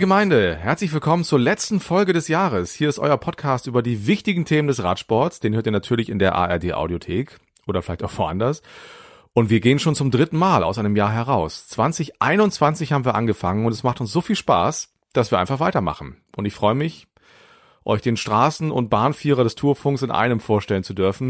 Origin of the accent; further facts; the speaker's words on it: Bremen, Germany; für mich als Bremer